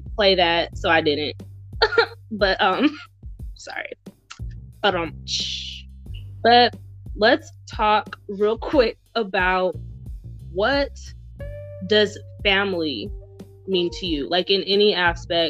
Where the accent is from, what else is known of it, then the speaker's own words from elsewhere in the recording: the South, United States; growing up in the South with family, which is where I'm from